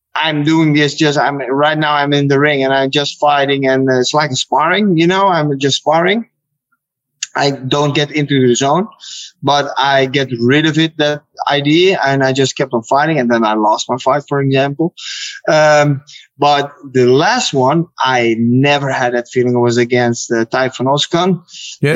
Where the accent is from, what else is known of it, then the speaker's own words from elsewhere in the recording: Netherlands; I'm from Holland